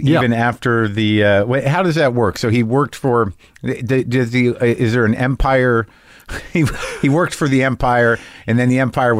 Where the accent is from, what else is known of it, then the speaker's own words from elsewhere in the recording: New Mexico, United States; moved away; also born or lived in New Jersey / Boston / Los Angeles / New York; When Kennedy was shot, I was 2 months old. I grew up in New Mexico, born in New Jersey. Most of the formative years, though, second grade through high school in New Mexico.